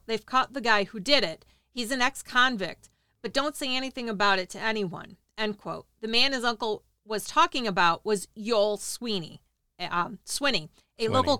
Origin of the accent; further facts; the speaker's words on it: Texarkana, United States; I was born and raised in Texarkana, and my father … was the editor of the Gazette when the murders occurred